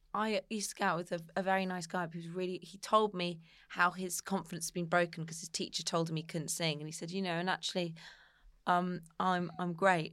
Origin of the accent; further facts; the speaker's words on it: Somerset, South West England, United Kingdom; I'm from Somerset